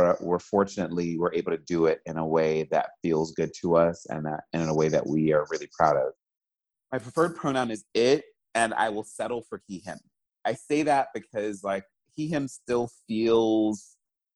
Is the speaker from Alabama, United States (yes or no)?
no; New York City, New York, United States; I'm originally from New York City. I was born and raised there.